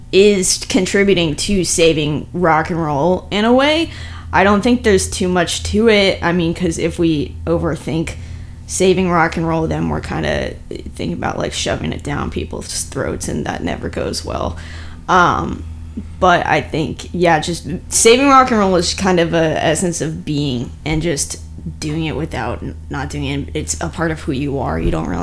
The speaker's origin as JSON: {"language": "English", "region": "South Florida", "country": "United States", "tie": "born or raised there", "also_born_or_lived": "Ohio", "said": "Well, I was born in Ohio. Ohio? Yeah. And then raised in South Florida."}